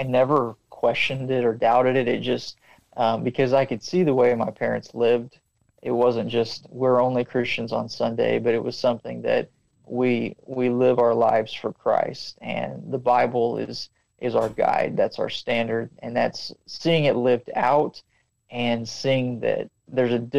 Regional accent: Springfield, Missouri, United States; moved away as an adult; now in Cambodia; I'm from Missouri. I was born and raised in the Springfield area

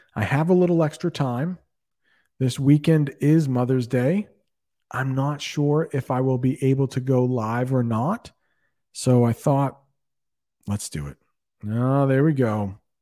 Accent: United States; first language English

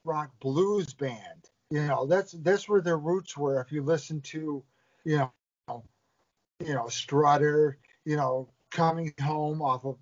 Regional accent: New York, United States; Being from New York

